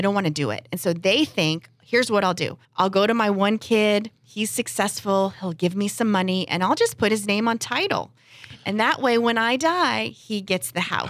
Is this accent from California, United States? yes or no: yes; San Diego, California, United States; I grew up here in San Diego, right in Claremont